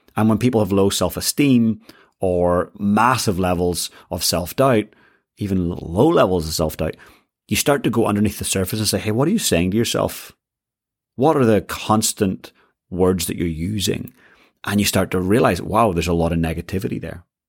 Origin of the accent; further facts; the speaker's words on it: Northern Ireland, United Kingdom; I grew up in Northern Ireland.